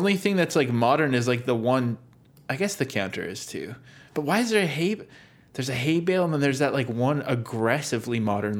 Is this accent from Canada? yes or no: yes; Canada; as a Canadian do I feel proud to share a nation with him